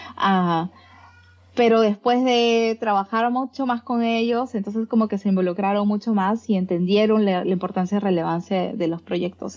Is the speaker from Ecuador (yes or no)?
no; Peru; moved away as an adult; yo salí de Perú buscando ese aspecto creativo y convertirme en una investigadora